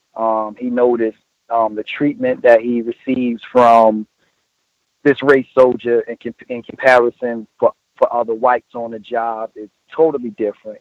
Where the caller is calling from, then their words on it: New Jersey, United States; I'm calling from New Jersey